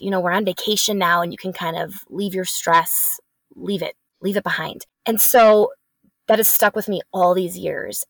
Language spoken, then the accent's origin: English; Wisconsin, United States; born and raised in Wisconsin